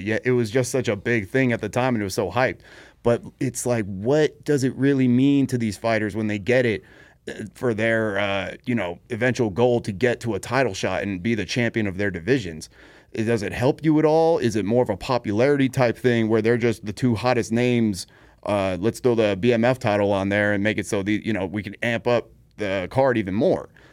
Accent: Salt Lake City, Utah, United States; Salt Lake City, Utah, baby. You know, my hometown, born just right up the street from the Delta Center

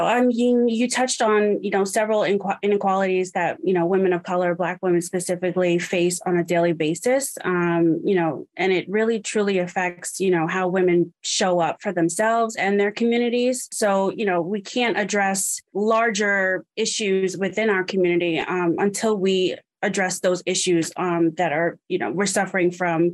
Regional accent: New York, United States; I'm originally from New York

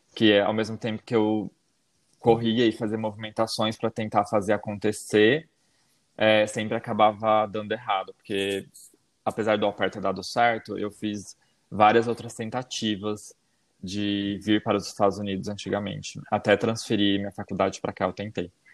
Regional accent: Itaporanga, São Paulo, Brazil; moved away as an adult; now in North Carolina, United States; eu sou do interior de São Paulo, é, da cidade de Itaporanga

